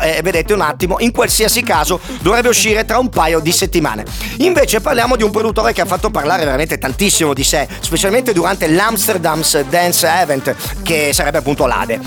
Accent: Apulia, Italy; nel mio paese si dice una cosa che si può capire solamente in Puglia

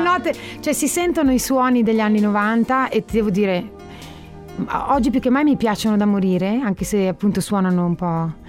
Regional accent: Solarolo, Emilia-Romagna, Italy; nel comune dove io sono nata, a Solarolo

